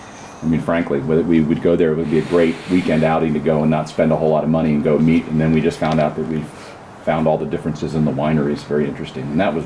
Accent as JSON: {"language": "English", "region": "Virginia", "country": "United States", "also_born_or_lived": "North Carolina / Pacific Northwest", "said": "I'm from Virginia, going to school in North Carolina"}